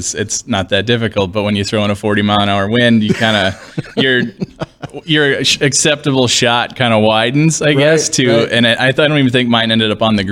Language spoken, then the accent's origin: English; Barnesville, Minnesota, United States; moved away as an adult; also born or lived in Valley City, North Dakota; now in Fargo, United States; So originally I'm from Barnesville, Minnesota. I graduated from there in 2008